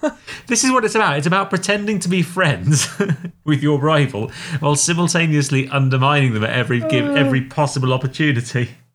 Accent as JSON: {"language": "English", "region": "England", "country": "United Kingdom", "said": "For I didn't realise, as an Englishman, I was paying them to work here."}